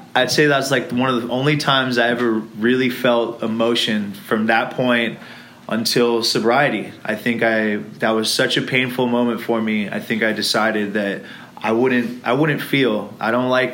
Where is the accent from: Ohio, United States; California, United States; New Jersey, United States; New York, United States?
California, United States; Irvine; also born or lived in Los Angeles, California / England; Was born in Los Angeles. We lived there for about 4 years. And then we decided to moved to Irvine.